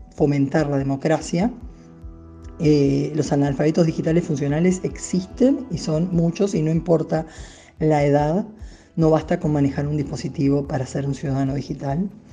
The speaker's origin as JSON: {"language": "Spanish", "country": "Uruguay"}